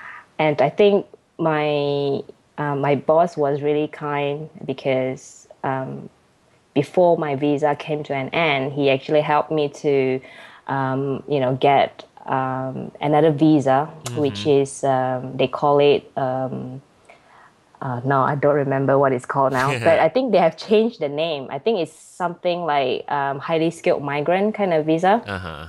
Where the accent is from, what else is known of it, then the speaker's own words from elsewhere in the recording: Kedah, Malaysia; now in United Kingdom; No, I'm not from Penang. I'm from Kedah.